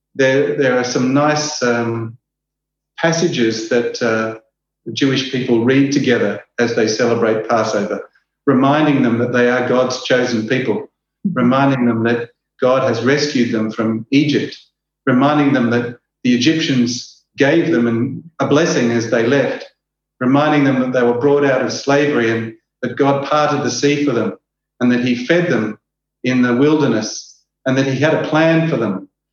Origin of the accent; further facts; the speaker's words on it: Australia; accent: Australian; moved away as an adult; now in Juba, South Sudan; I'm an Australian. You might pick that up from my strange accent